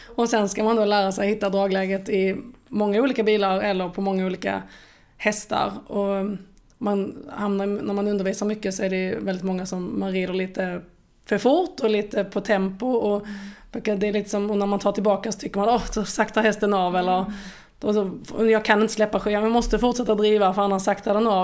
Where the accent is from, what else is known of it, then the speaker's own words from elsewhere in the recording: Åhus, Skåne, Sweden; jag är född och uppvuxen i Åhus där jag ehm, nu har min egen gård